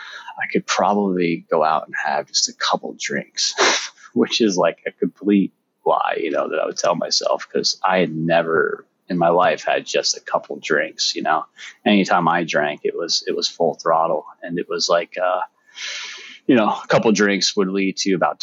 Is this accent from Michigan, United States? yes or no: no; Albany, New York, United States; moved away as an adult; I grew up in Albany, New York